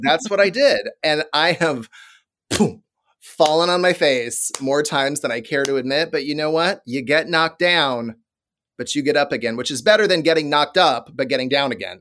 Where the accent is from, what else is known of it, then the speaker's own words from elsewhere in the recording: Des Moines, Iowa, United States; a powerhouse T V station in Des Moines, Iowa, my hometown